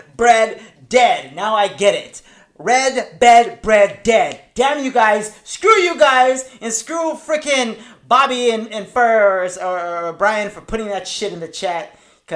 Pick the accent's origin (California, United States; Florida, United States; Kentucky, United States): California, United States; La Puente; also born or lived in Victorville; I'm from La Puente, first from Victorville